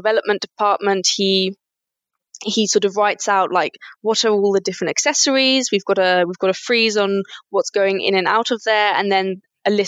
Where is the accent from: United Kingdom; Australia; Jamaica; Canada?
United Kingdom; moved away as an adult; now in Germany; I studied modern foreign languages in the UK. I'm British, actually.